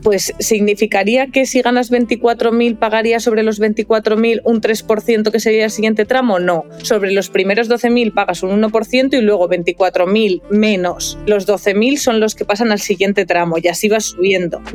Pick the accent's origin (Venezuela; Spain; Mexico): Spain; León, Castile and León; moved away as an adult; now in Madrid, Spain; yo soy de León, por ejemplo, pues yo tenía mi domicilio en León y cuando empecé a trabajar, que yo empecé a trabajar en Madrid